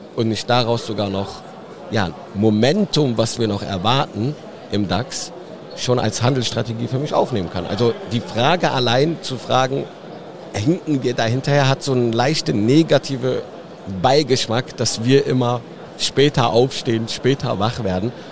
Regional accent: between Cologne and Düsseldorf, North Rhine-Westphalia, Germany; ich bin genau dazwischen eigentlich geboren, in, in Hahn im Rheinland. Das liegt fast in der Mitte zwischen Köln und Düsseldorf

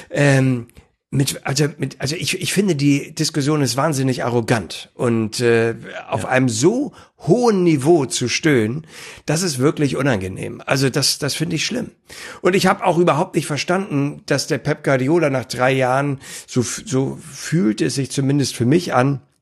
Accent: Hamburg, Germany; dass ich äh, auch als Hamburger gar nichts gegen Bayern München habe

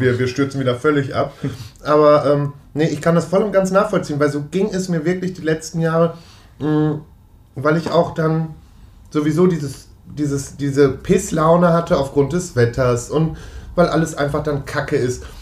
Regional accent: Münster, North Rhine-Westphalia, Germany; in der Nähe von Münster und das ist halt wirklich meine Geburtsstadt dann auch

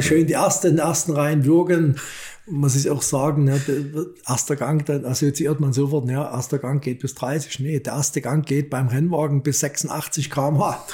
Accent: Germany; als Ossi

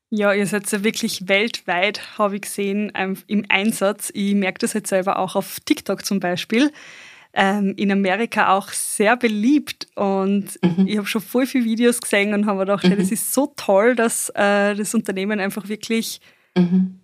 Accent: northern Bosnia, Bosnia & Herzegovina; moved away; ich komme ja ursprünglich aus Bosnien

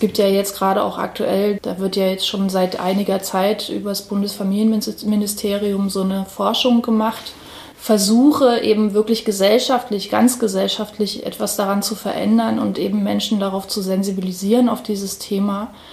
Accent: Halle, Saxony-Anhalt, Germany; ich bin selber tatsächlich auch in Halle äh, aufgewachsen auf der Silberhöhe

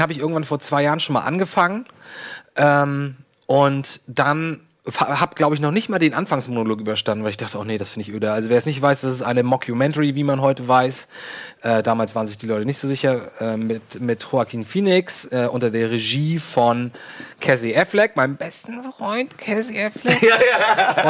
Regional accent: Lübeck, Schleswig-Holstein, Germany; Bei uns in Lübeck

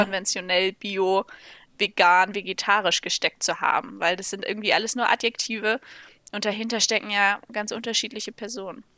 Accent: Lübeck, Schleswig-Holstein, Germany; ich bin ähm, zusammen mit meinem Bruder auf dem landwirtschaftlichen Betrieb meiner Eltern aufgewachsen

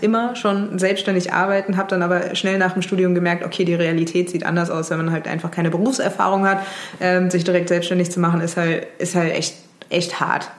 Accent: Mainz, Rhineland-Palatinate, Germany; moved away; ich komme ursprünglich aus Mainz, bin dann auch in Mainz geblieben

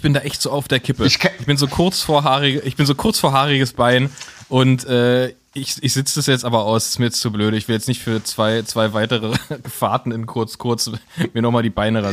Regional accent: Berlin, Germany; wir als Berliner

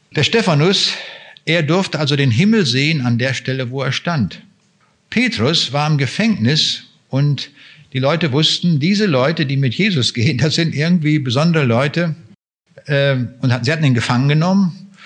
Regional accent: Germany; für uns Deutsche

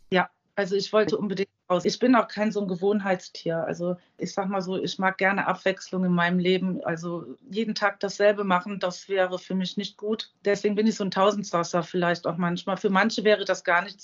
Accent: Euskirchen, North Rhine-Westphalia, Germany; now in Nierstein, Germany; Geburtsort? Euskirchen. Und zwar ist das in Nordrhein-Westfalen.

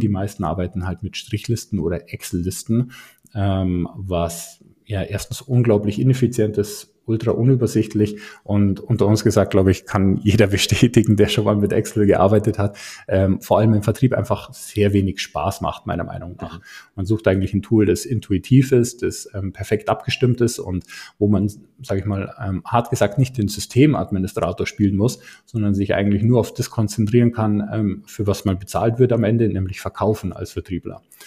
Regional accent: Garmisch-Partenkirchen, Bavaria, Germany; komme aus der Nähe von München, um genau zu sein, aus Garmisch-Partenkirchen

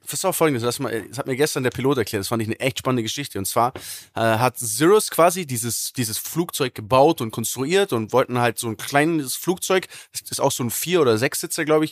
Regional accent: Germany; bei uns in Deutschland

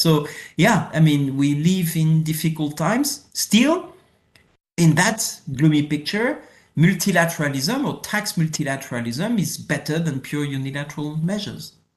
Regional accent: France; accent: French; English is a second language; my French accent.

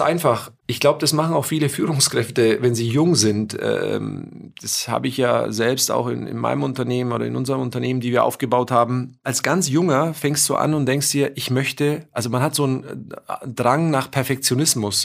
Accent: Germany; bei uns in Deutschland

